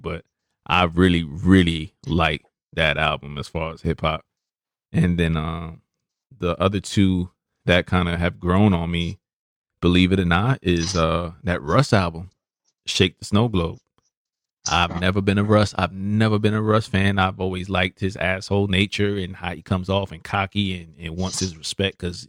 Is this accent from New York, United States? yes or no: yes; Brooklyn, New York, United States; He's a artist, up and coming artist that was from Brooklyn, so you know, my hometown.